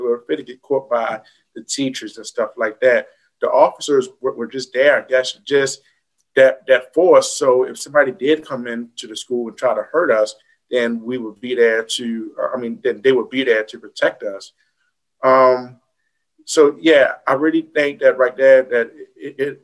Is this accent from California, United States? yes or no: no; Baltimore, Maryland, United States; my area where I grew up in Baltimore City